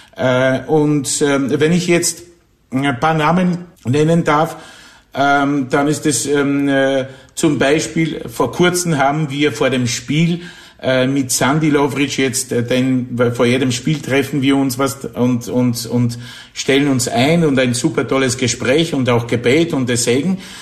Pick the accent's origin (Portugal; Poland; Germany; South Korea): Poland; near Wrocław, Lower Silesian Voivodeship; German is a second language; moved away as an adult; also born or lived in Kraków, Poland; now in Austria; Geboren bin ich in Niederschlesien, also in, in Polen, das neben Breslau